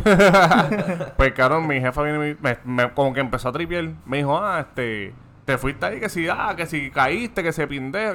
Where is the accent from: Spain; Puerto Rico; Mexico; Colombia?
Puerto Rico; Toa Baja; yo soy de Toda Baja